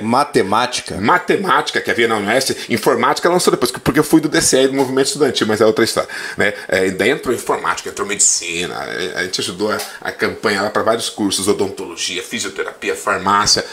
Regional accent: Planalto, Paraná, Brazil; also born or lived in São Miguel do Oeste, Santa Catarina; foi em Planalto, no sudoeste do Paraná, que eu vivi a partir dos meus uh, sete anos de. seis anos de idade.

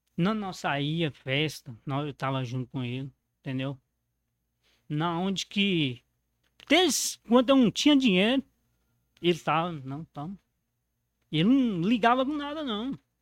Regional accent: Mato Verde, Minas Gerais, Brazil; eu nasci dentro da borracharia

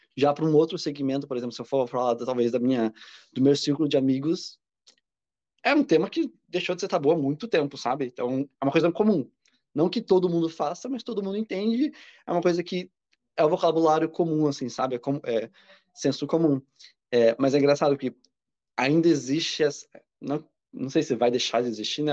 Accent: Curitiba, Paraná, Brazil; moved away as an adult; now in São Paulo, Brazil; eu sou de Curitiba, mas eu mudei para São Paulo.

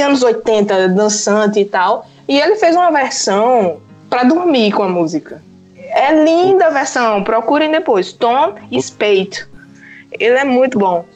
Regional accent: Pernambuco, Brazil; also born or lived in João Pessoa, Paraíba, Brazil; now in Portugal; eu sou pernambucana, morei 10 anos em João Pessoa, agora estou em Portugal.

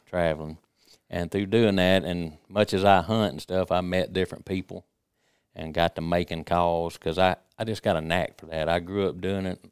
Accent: Jasper County, Mississippi, United States; I was born and raised in Jasper County, Stranger area

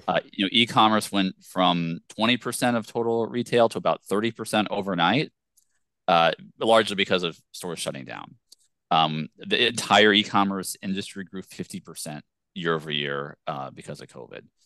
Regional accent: Virginia, United States; I grew up in Virginia

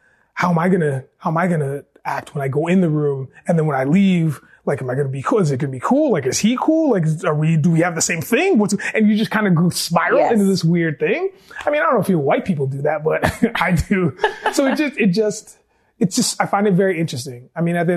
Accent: Cambridge, Ontario, Canada; I grew up in Cambridge, Ontario

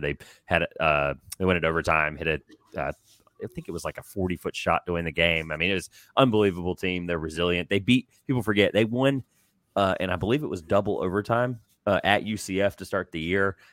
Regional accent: Boise Creek, North Carolina, United States; I grew up in Boise Creek

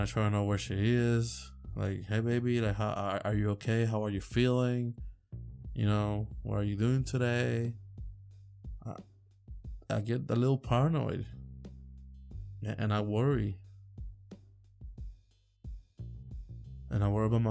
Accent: Puerto Rico; now in Virginia, United States; I come from Puerto Rico

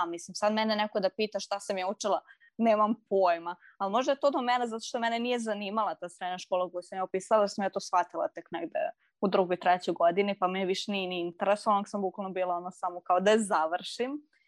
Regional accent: Serbia; kod nas u Srbiji

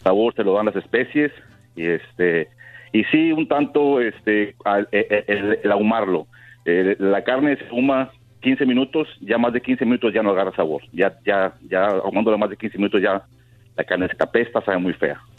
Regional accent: Reynosa, Tamaulipas, Mexico; yo nací en Reynosa

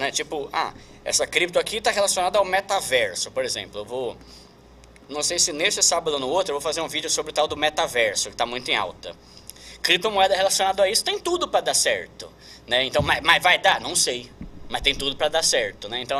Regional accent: São Paulo, Brazil; now in Osasco, Brazil; Assim, eu sou de São né? Paulo, aí eu me casei faz, vai fazer três anos, né?

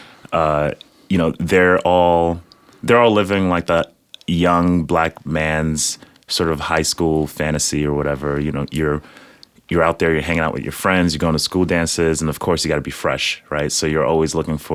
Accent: New York City, New York, United States; also born or lived in Nigeria; I was born in Nigeria. I grew up in the Bronx, New York.

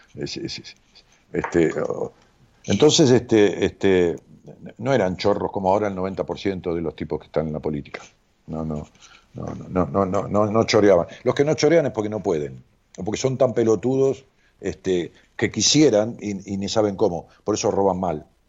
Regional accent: Ramos Mejía, Buenos Aires Province, Argentina; now in Buenos Aires, Argentina; allá en mi pueblo, digo pueblo con todo cariño, es una ciudad de qué sé 300, 400 mil habitantes, este, Ramos Mejía

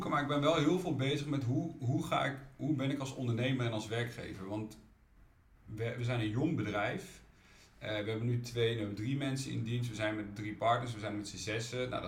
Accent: Utrecht, Netherlands; ik ben wel echt een Utrechter, dus uh, ook Dot Slash, maar ook de stadstuin en dingen, die doe ik ook wel om de stad mooier te maken.

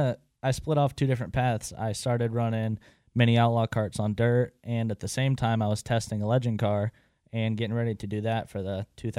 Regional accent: Statesville, North Carolina, United States; born and raised in Statesville.

